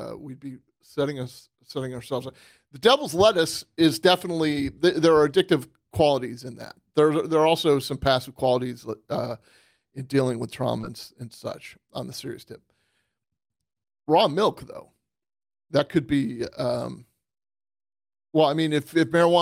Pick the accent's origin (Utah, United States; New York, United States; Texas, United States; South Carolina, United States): New York, United States; Western; moved away; I grew up in Western New York.